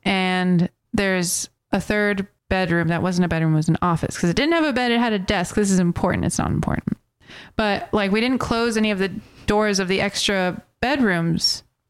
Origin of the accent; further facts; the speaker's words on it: United States; Where are you from? And I was like, America.